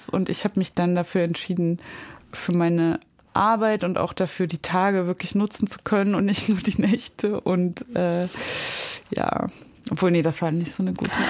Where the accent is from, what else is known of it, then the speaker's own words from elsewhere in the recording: East Germany, Germany; Also wenn ich irgendwie in Deutschland sage, ich bin aus dem Osten und dann bin ich in Kiew, bin ich aber aus dem Westen.